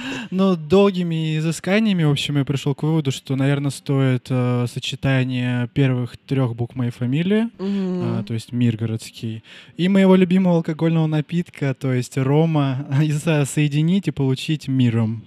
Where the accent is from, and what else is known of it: Nizhnevartovsk, Khanty-Mansi Autonomous Okrug, Russia; born or raised there; moved away as an adult